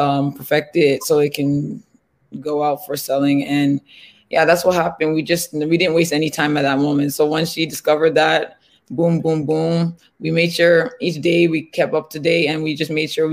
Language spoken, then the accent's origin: English; Nigeria; now in Canada; I'm a Nigerian born Canadian